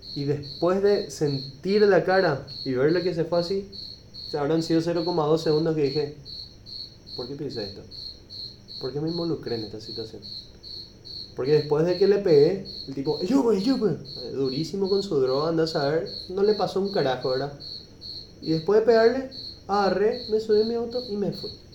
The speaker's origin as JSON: {"language": "Spanish", "country": "Paraguay", "tie": "born or raised there", "said": "el ambiente en el que crecimos los hombres acá en Paraguay"}